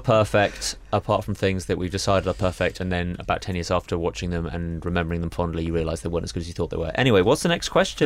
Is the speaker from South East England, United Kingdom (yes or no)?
yes; Reading, South East England, United Kingdom; growing up in Reading